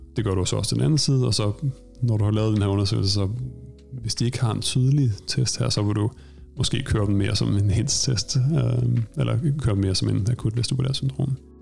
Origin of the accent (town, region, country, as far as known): Denmark; moved away as an adult; now in Stockholm, Sweden